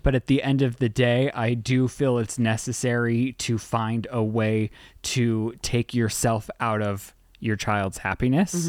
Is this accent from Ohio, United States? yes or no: no; Utah, United States; I was born in Utah.